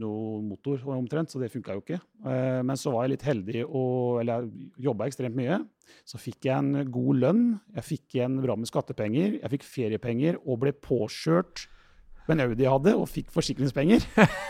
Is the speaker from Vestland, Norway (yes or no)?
no; Rakkestad, Østfold, Norway; Jeg er jo fra Rakkestad